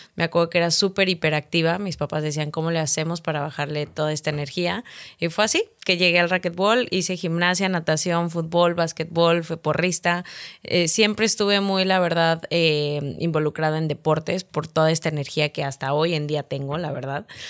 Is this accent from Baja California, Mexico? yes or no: no; San Luis Potosí, Mexico; moved away as an adult; also born or lived in United States; now in Monterrey, Mexico; yo soy de San Luis Potosí. Eh, terminé, pues, ahora sí que primaria, secundaria y prepa